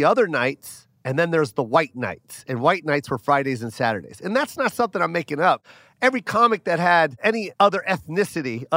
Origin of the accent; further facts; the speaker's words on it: Tacoma, Washington, United States; moved away; I'm from Tacoma, and there's a lot of Asians